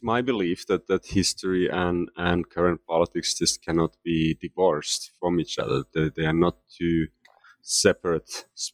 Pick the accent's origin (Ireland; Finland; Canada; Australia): Finland; moved away as an adult; now in United States; Yes, so I am originally from Finland, and I left Finland to pursue graduate studies in the United States in the late 1980s, just as the Cold War was coming to an end.